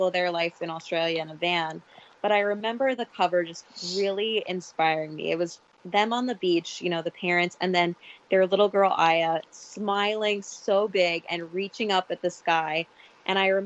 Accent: New York, United States; I'm very much a New York girl. Like, I have never been off the East Coast of North America

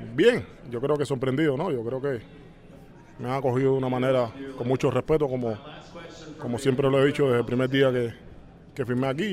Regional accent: Cuba; moved away; en el lugar donde estoy soy cubano por encima de todo

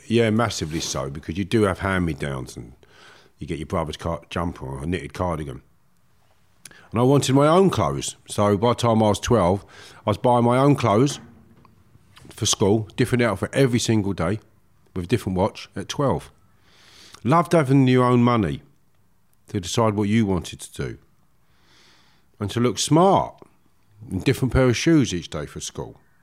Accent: Harefield, London, United Kingdom; I grew up in Harefield, Middlesex, beautiful village

